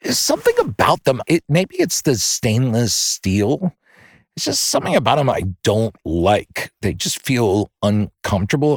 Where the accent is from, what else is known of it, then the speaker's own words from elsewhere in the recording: outside Philly, Pennsylvania, United States; I grew up in Pennsylvania for the most part, outside Philly